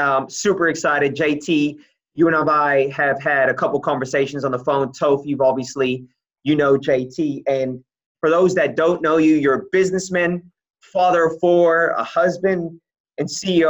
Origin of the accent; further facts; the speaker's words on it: Bay Area, California, United States; now in Australia; I'm from the Bay Area